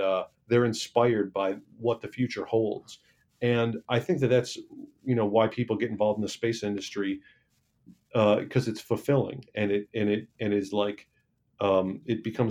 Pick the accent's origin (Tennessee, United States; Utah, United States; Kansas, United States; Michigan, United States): Michigan, United States; I'm from Michigan